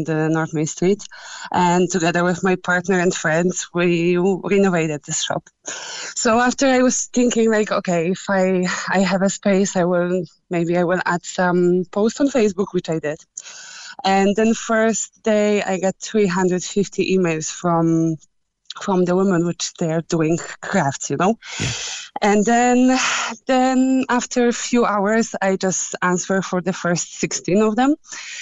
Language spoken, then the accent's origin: English; Poland; moved away; I'm from Poland.